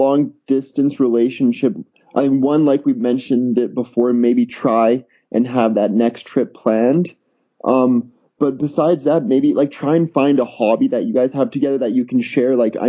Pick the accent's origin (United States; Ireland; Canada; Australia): Canada; I'm Canadian